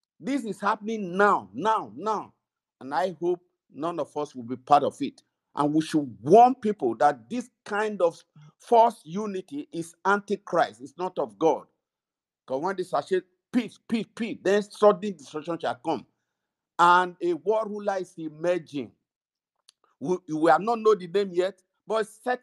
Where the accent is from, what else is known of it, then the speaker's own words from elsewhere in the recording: Nigeria; moved away; we're from Nigeria